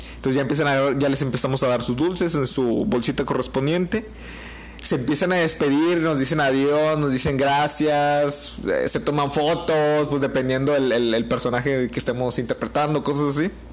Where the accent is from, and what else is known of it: Mexico